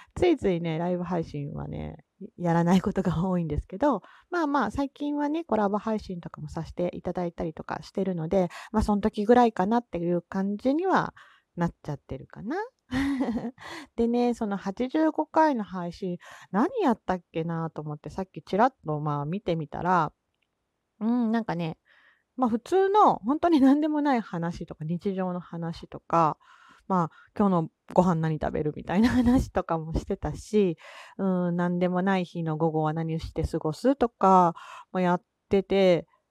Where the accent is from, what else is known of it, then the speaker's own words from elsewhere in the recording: Kansai, Japan; accent: Kansai dialect; 関西人なので、まあ、関西弁の話だったり